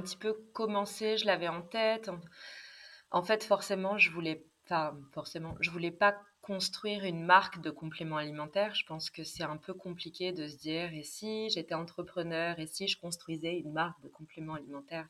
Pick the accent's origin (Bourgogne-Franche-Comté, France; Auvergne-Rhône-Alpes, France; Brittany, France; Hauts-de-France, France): Auvergne-Rhône-Alpes, France; Vichy; j'ai grandi à Vichy